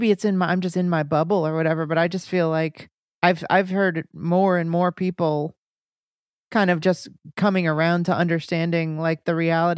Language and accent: English; United States